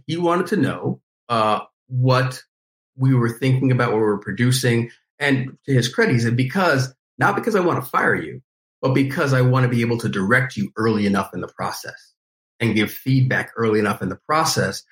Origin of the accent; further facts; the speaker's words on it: New York, United States; growing up in New York and enjoying you know hip hop, R and B, you know, gospel